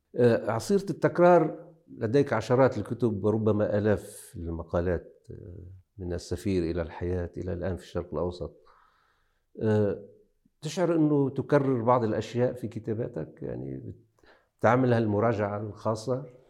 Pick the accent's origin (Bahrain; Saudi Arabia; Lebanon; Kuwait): Lebanon; Akkar